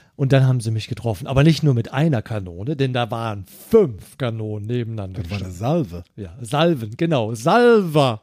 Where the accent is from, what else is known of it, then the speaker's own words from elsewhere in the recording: Eifel, Germany; bei uns in der Eifel. Wir haben eine große Familie